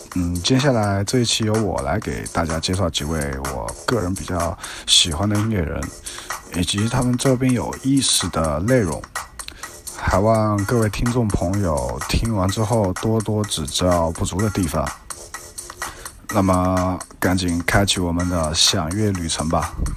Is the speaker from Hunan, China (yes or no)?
yes; Changsha, Hunan, China; 我来自霍兰长沙